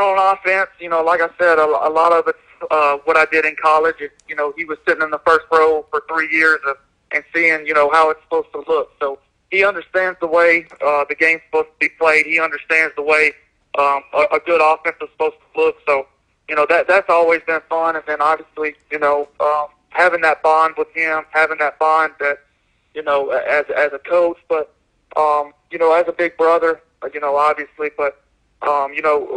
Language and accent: English; Tennessee, United States; growing up in Tennessee and coaching a couple of years in Tennessee